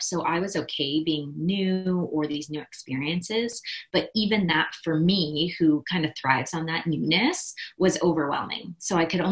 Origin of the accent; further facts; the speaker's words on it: Midwest, United States; I grew up in the Midwest